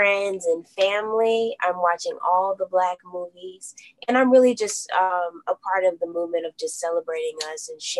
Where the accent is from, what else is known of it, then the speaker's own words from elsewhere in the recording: Atlanta, Georgia, United States; born and raised in Atlanta, Georgia